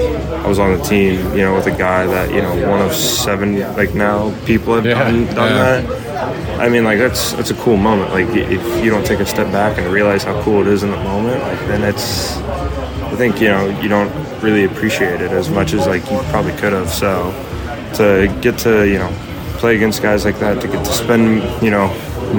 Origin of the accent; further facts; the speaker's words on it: Illinois, United States; growing up in Illinois